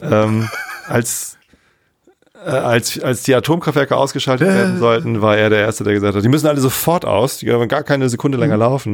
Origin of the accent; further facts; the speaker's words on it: Germany; als Deutscher